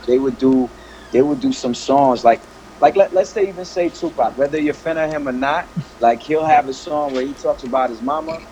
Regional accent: United States; also born or lived in Paris, France / Comoros; my family moved to uh, to D.C. and Maryland area. So I grew up there

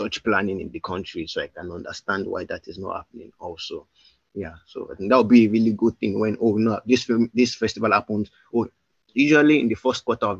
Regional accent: Ibadan, Oyo, Nigeria; I grew up in Ibadan

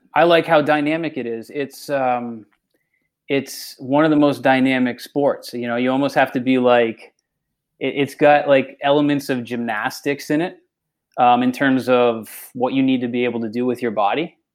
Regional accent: Massachusetts, United States; moved away; I'm from Massachusetts originally

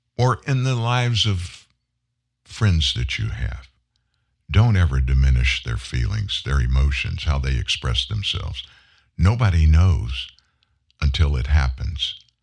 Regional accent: the South, United States; I'm from the South, way South.

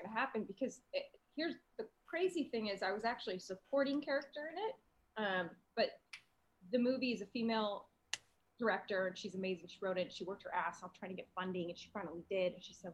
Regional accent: Los Angeles, California, United States; I'm from LA, so it sounds like little town. They're like little town in LA. I grew up on the West Side

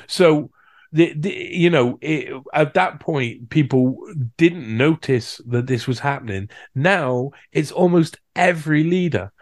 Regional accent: United Kingdom; in my home country, in Britain

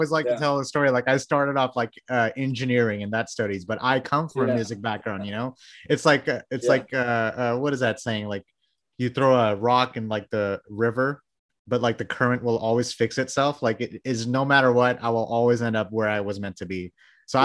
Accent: Texas, United States; I'm from Texas

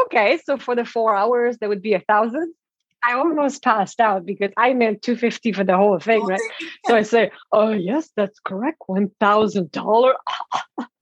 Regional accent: Canada; first language French; English is a second language; moved away as an adult; also born or lived in Toronto; I'm French Canadian, right? So English is my second language.

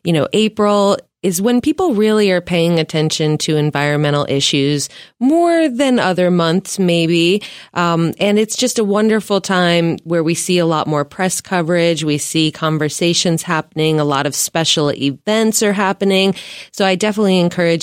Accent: New York, United States; I'm from New York.

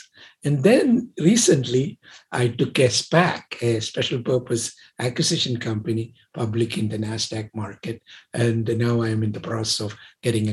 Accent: India; moved away as an adult; also born or lived in Pasadena, California; now in United States; I come from originally from India, and I came actually in 1967.

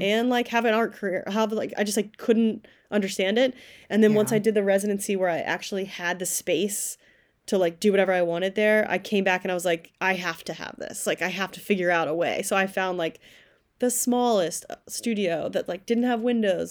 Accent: Kentucky, United States; moved away as an adult; also born or lived in New York; now in upstate New York, United States; I went to grad school at the University of Kentucky, which is where I'm from. I'm from Kentucky originally.

